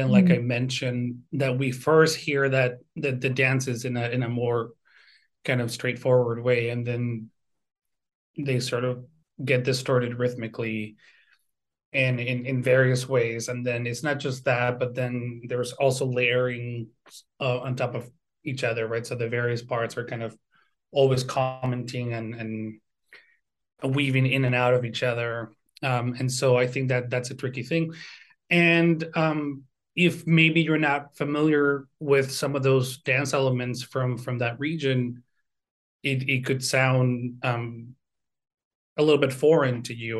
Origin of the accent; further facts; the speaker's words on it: Venezuela; moved away as an adult; now in Twin Cities, United States; I'm originally from Venezuela. Like I mentioned, I grew up playing violin in the orchestra in El Sistema